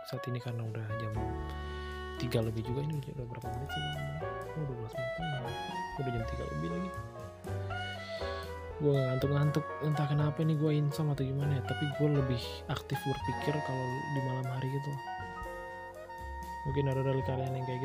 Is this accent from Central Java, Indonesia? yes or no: no; Bali, Indonesia; gue lakuin di Bali karena memang gue gue udah planning ini bakal gue kerjain saat gue balik pulang kampung